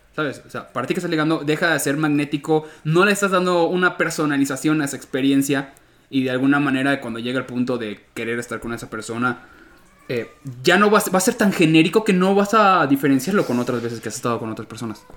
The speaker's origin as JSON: {"language": "Spanish", "region": "Yucatán", "country": "Mexico", "said": "yo como yucateco"}